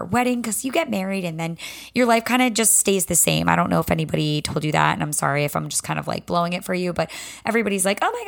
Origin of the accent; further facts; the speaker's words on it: the South, United States; accent: Southern; Let me tell you, my Southern accent can whip right back from being at Belmont University in Nashville real quick.